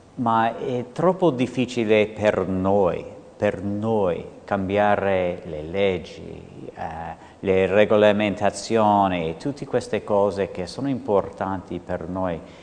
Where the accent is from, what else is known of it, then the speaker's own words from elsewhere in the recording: United States; accent: American; Italian is a second language; now in Italy; potete sentire con questo accento che infatti sono americano